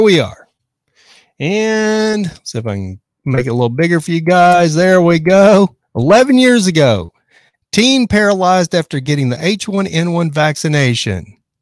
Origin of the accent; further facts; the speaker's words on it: Texas, United States; now in Los Angeles, United States; I live in Los Angeles, but I grew up in Texas